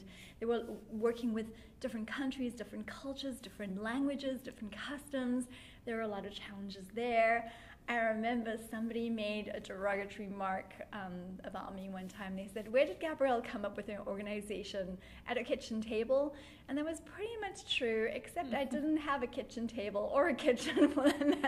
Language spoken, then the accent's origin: English; South Africa; also born or lived in London; now in United States; I'm actually from South Africa, and after practicing in South Africa and London and then moving to the United States